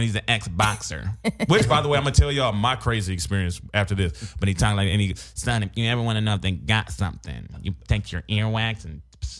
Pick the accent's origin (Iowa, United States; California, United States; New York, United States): Iowa, United States; Cedar Rapids; We are from Cedar Rapids, Iowa.